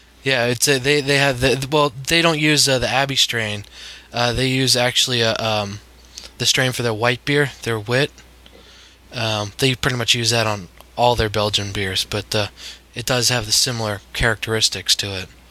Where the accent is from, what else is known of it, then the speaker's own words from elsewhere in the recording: Bangor, Maine, United States; now in Montclair, United States; I grew up in Maine